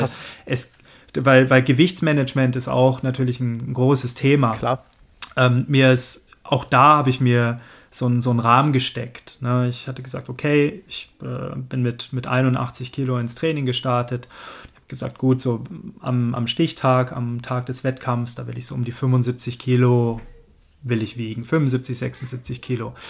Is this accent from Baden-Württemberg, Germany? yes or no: yes; Swabia, 30 km from Stuttgart, Baden-Württemberg, Germany; moved away; also born or lived in Cologne; ich komme ursprünglich aus dem Schwabeländle und äh, 30 Kilometer von Stuttgart entfernt